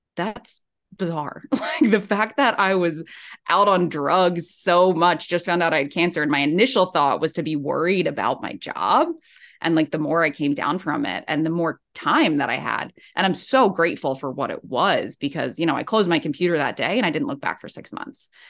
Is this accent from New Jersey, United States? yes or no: yes; Ocean City, New Jersey, United States; moved away as an adult; also born or lived in New York City; now in San Diego, United States; I'm from Ocean City, New Jersey